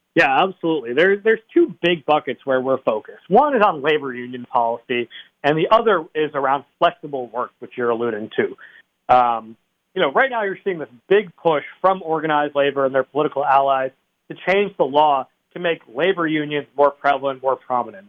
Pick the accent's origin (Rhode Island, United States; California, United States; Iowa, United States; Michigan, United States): Rhode Island, United States; East Greenwich; my hometown of East Greenwich